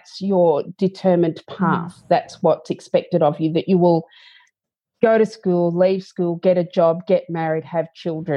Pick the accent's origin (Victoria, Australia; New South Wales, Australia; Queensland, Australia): Victoria, Australia; Bendigo; I grew up in Bendigo and I didn't want to stay in Bendigo